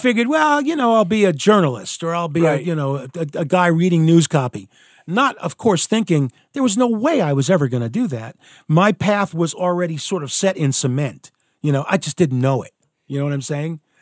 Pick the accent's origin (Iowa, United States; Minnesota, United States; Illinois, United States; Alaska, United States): Alaska, United States; moved away; also born or lived in Philadelphia, Pennsylvania; there I am, a kid, uh, you know, growing up in the middle of like nowhere